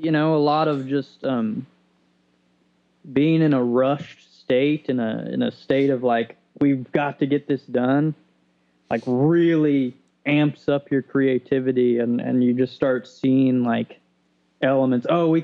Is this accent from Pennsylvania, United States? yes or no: no; Odon, Indiana, United States; I'm from Southern Indiana, from Odin.